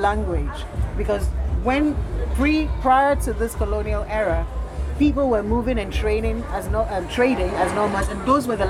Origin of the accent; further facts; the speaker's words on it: Ghana; I was born in Ghana.